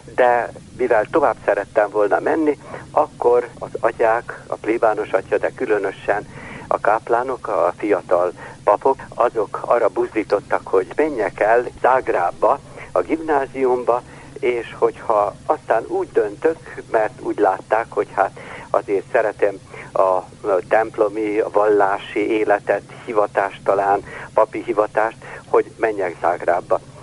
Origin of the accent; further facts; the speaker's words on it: Kula, Vojvodina, Serbia; now in Subotica, Serbia; Én anyai részről egy kulai